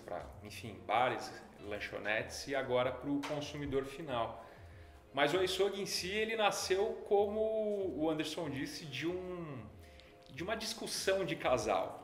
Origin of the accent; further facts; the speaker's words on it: São Paulo, Brazil; eu sou um cara muito simples, de família classe média de São Paulo